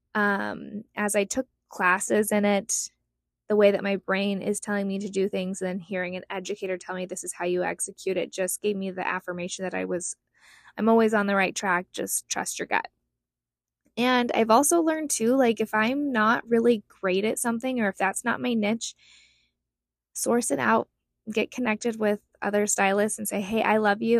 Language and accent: English; Utah, United States; moved away as an adult; now in Scottsdale, United States; I grew up in Utah, but moved here in 2007.